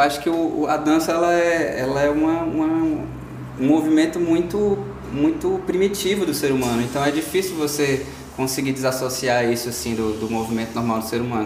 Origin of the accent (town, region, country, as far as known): Ceará, Brazil; born or raised there; also born or lived in Parnaíba, Piauí